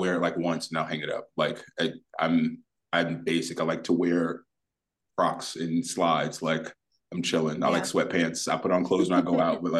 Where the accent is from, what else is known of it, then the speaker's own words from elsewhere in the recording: New York City, New York, United States; also born or lived in Oakland / Winter Garden, Florida; I'm born and raised in the Bronx